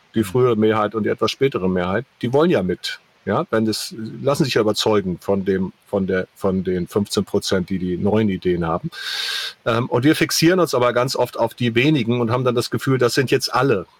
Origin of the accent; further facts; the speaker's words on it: the North, Northern Germany, Germany; ich komme auch aus dem Norden